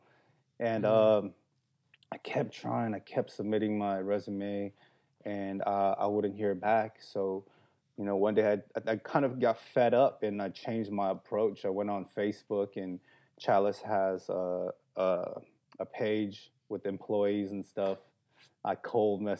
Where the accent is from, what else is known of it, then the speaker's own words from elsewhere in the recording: South Korea; now in Los Angeles, United States; I was born in Korea, son of immigrants. We came to this country with $600 in our pocket